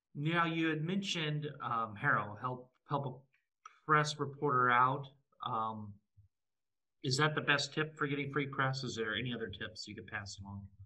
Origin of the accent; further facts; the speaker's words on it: Nebraska, United States; I grew up in Nebraska